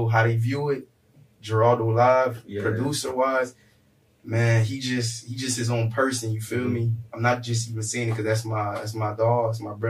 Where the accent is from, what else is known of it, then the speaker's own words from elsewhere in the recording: North Miami, Florida, United States; I'm from North Miami. NMB, I went to school and I went to NMB